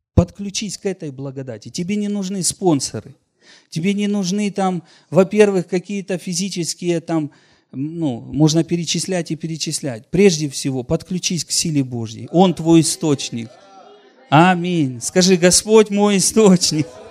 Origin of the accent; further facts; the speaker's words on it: Donetsk land, Donetsk Oblast, Ukraine; я вообще сам из Донецкой земли